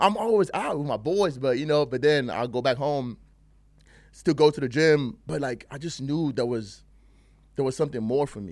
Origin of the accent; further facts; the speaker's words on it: Nigeria; also born or lived in England; now in United States; I grew up in Nigeria and England, you know, um, half and half. Then I moved out here to, to the States